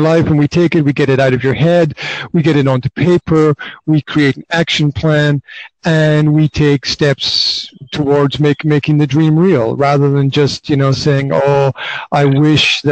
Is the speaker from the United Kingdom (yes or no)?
yes; Highlands of Scotland, United Kingdom; now in Banská Bystrica, Slovakia; Originally I'm from the Highlands of Scotland, but right now I am hanging out in Banská Bystrica, which is in central Slovakia